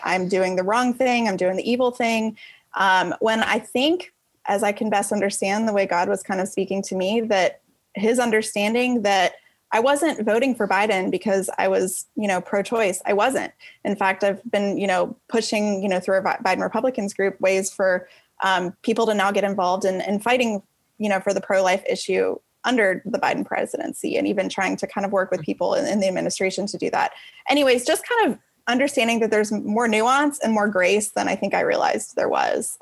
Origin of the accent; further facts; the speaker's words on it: Atlanta, Georgia, United States; also born or lived in Washington, D.C. area; I'm from Atlanta, uh, originally actually from the DC area, but we moved down here when I was a kid. So I definitely consider this home.